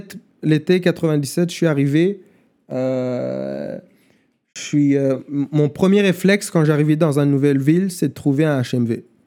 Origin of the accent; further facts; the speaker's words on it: Rwanda; first language German; French is a second language; moved away; also born or lived in Germany; quand j'étais gamin au Rwanda